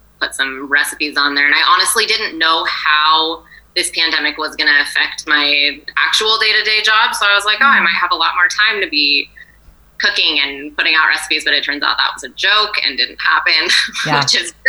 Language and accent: English; Atascadero, California, United States; now in San Luis Obispo, United States; I grew up in Atascadero. Oh, so I haven't flown too far from the nest. I'm local, yeah